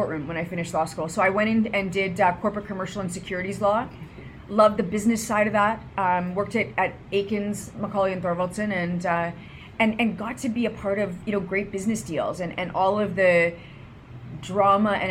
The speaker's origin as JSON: {"language": "English", "town": "Brandon", "region": "Manitoba", "country": "Canada", "tie": "born or raised there", "also_born_or_lived": "Winnipeg", "said": "I was born in Brandon. So I grew up there and moved to Winnipeg when I was 12 years old."}